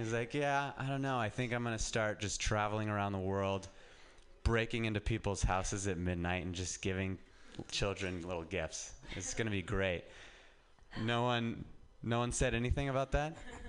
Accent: Reno, Nevada, United States; now in San Francisco, United States; I'll go home, and I'm from Reno, and just getting out of Reno and living in San Francisco, I feel like is an accomplishment.

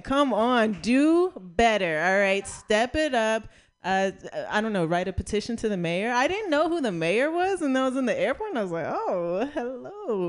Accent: Las Vegas, Nevada, United States; So if somebody wanted to fight me, I can't be like, bitch, I'm from Vegas, right?

